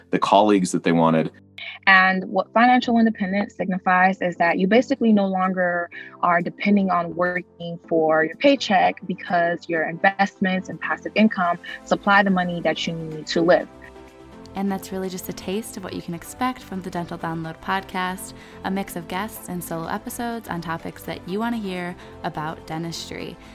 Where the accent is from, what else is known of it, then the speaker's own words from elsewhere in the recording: Caracas, Capital District, Venezuela; I was born and raised in Caracas, Venezuela. I'm a current second year dental student at ASDOH surgical dentistry